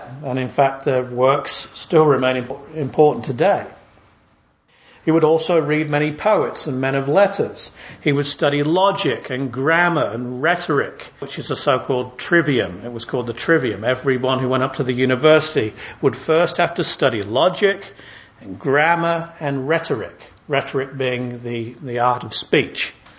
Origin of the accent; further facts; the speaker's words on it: England, United Kingdom; I'm English